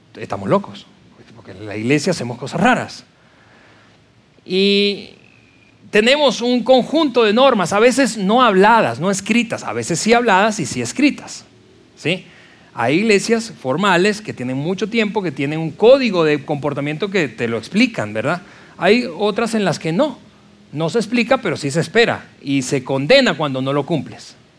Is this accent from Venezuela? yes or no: yes; Venezuela; yo en la iglesia que crecí de nuevo, en Venezuela